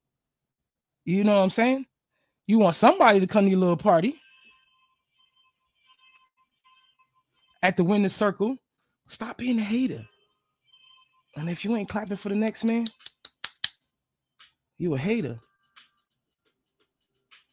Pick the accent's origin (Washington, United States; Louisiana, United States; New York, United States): New York, United States; also born or lived in New Jersey / Atlanta; now in Florida, United States; I live in Florida. I'm from New York, and I lived in New Jersey. Did a little stint in Atlanta